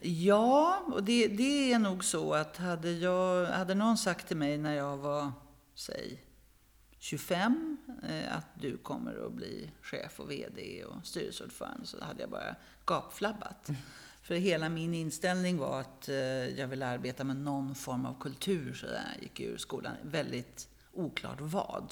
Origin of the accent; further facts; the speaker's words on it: Örebro, Örebro County, Sweden; now in Stockholm, Sweden; född i Stockholm, uppvuxen i småstad, i Örebro